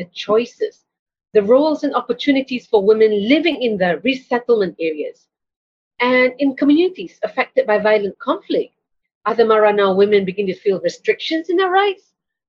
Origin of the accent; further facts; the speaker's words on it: Malaysia; as a Malaysian